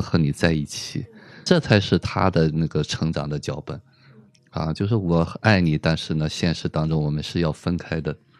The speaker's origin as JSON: {"language": "Chinese", "country": "China", "said": "我们中国人"}